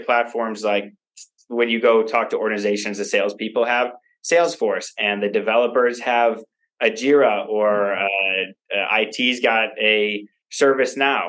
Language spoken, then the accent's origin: English; Chicago, Illinois, United States; I grew up in the north suburbs of Chicago